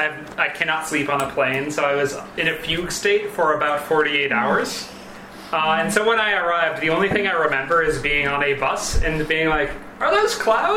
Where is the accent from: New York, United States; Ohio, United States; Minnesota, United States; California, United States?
Minnesota, United States; Oh, yeah. I'm from Minnesota. That's thinner than lakes in April.